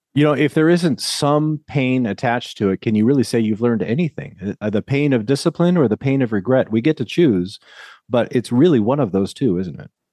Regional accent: Lincoln, Nebraska, United States; also born or lived in California; now in Murrieta, United States; I grew up in Lincoln, Nebraska, and as I say, Nebraska is such a great place to be from

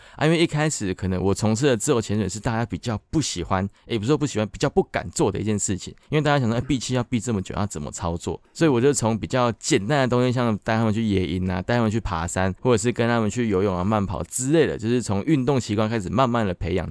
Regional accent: Tainan, Taiwan; moved away as an adult; now in Taipei, Taiwan; 我本身是台南的食物，然后我搬来台北应该有六年的时间了吧

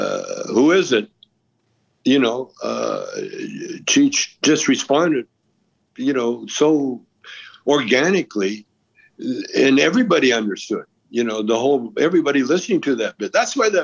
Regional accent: Canada; now in United States; Yeah, I'm Canadian.

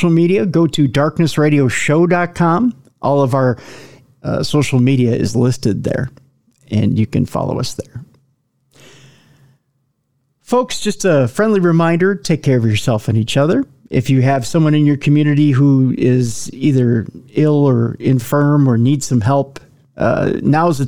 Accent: Minnesota, United States; accent: Minnesota; my Minnesota accent

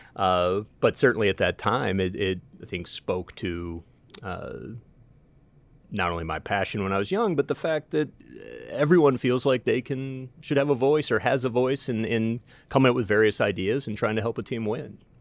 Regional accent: Winnetka, Illinois, United States; growing up in Winnetka. I remember attending Hubbard Woods School

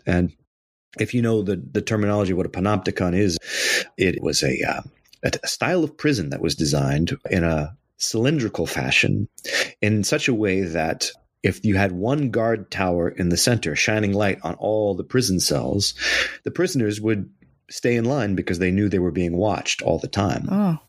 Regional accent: Anchorage, Alaska, United States; So yeah, I was born in Anchorage. And when you play in the middle of winter in Anchorage, it gets really dark really quick.

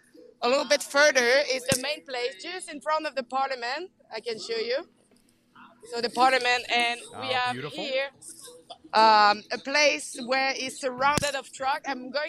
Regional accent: Canada; We are Canadian.

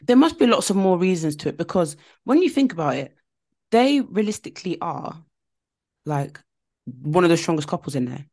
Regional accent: United Kingdom; we're all British.

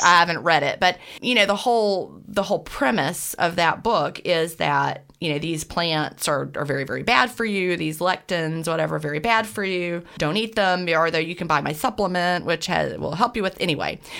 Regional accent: Augusta, Georgia, United States; I was born in Augusta, Georgia, and I live and I'm coming to you from Augusta, Georgia, right this minute

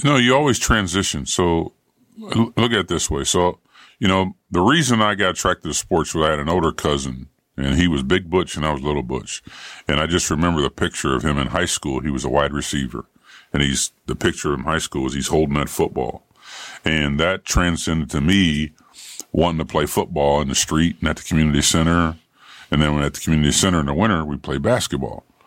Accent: Ohio, United States; moved away; also born or lived in Indiana; I grew up in Ohio with Woody Hayes.

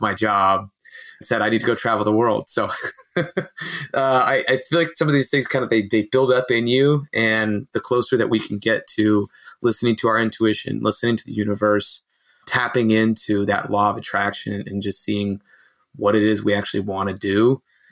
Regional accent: Fremont, California, United States; also born or lived in Mexico; I'm in Fremont, California, which is actually a pretty large city in the Bay Area in Northern California in between Oakland and San Jose

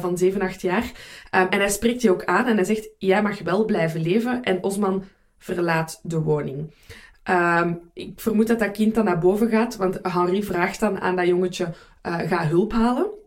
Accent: Belgium; voor mij als Belg

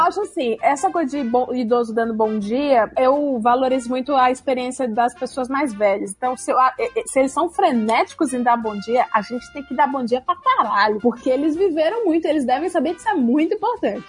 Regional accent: Ceará, Brazil; now in São Paulo, Brazil; eu sou de Ceará

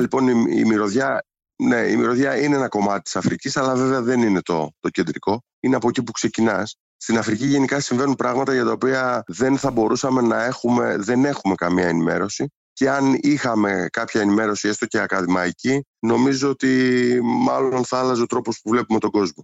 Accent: Aigio, Western Greece, Greece; η καταγωγή μου είναι από το Αίγιο

